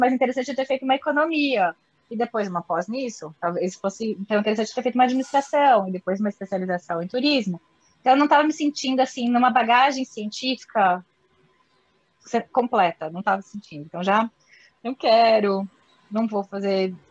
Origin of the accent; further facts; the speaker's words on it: Ourinhos, São Paulo, Brazil; accent: caipira; moved away; also born or lived in Brasília; eu sou aquela guria lá que veio do interior de São Paulo, de Ourinhos, sou bem caipira pirapora